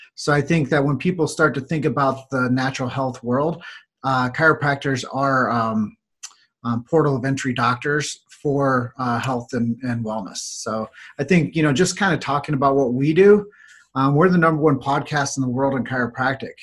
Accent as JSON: {"language": "English", "town": "Davenport", "region": "Iowa", "country": "United States", "tie": "born or raised there", "said": "So my hometown is Davenport, Iowa."}